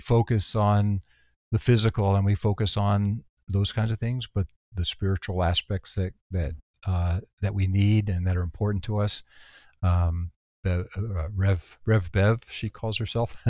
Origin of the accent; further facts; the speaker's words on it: Texas, United States; moved away; also born or lived in San Antonio / New York City; I'm from Texas originally